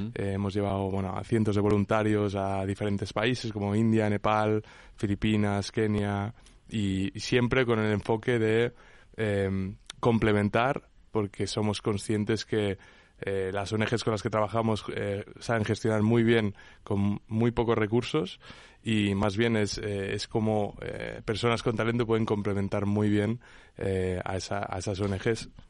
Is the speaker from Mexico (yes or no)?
no; Menorca, Balearic Islands, Spain; yo soy de Menorca